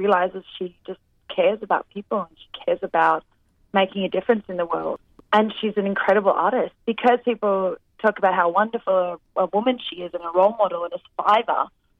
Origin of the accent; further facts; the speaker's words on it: Australia; accent: Australian; my Australian accent